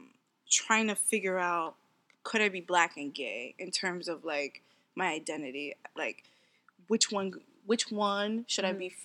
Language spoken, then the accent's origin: English; New York, United States; I'm from New York.